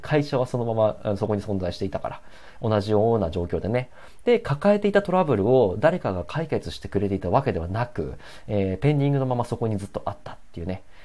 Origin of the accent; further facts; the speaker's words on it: Hokuriku, Japan; moved away as an adult; 僕はね、あの、北陸地方のね、えっ、ー、と、まあ、超絶田舎の えっと、町で生まれ育った